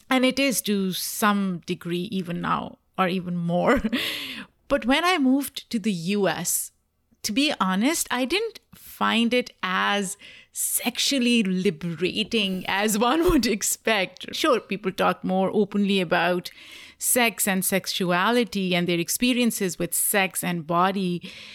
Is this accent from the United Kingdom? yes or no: no; Pakistan; I grew up in Pakistan, South Asia